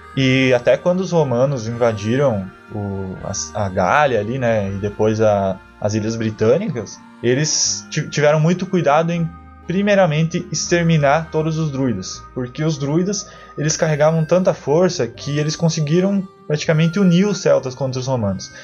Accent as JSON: {"language": "Portuguese", "region": "South Region", "country": "Brazil", "said": "a gente, todos nós aqui somos do Sul"}